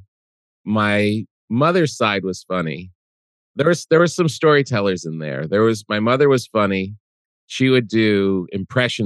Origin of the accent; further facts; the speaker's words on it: New Jersey, United States; We grew up in New Jersey.